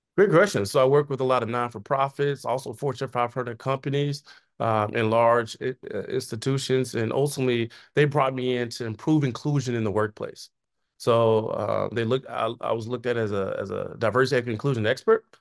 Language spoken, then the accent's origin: English; Chicago, Illinois, United States; I was born in Chicago, went to high school in the south suburbs of Chicago